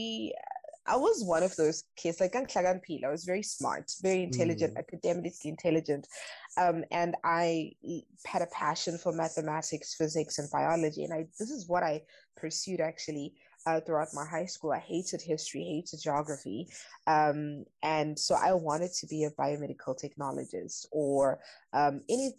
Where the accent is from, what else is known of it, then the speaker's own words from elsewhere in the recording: Durban, KwaZulu-Natal, South Africa; moved away as an adult; also born or lived in Mahlong, KwaZulu-Natal / New York City; now in Germany; I grew up in Durban